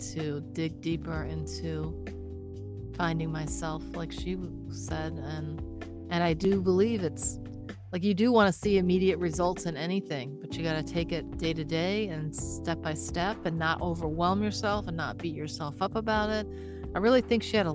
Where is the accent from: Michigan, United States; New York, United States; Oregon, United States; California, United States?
Michigan, United States; Detroit; I am from Detroit myself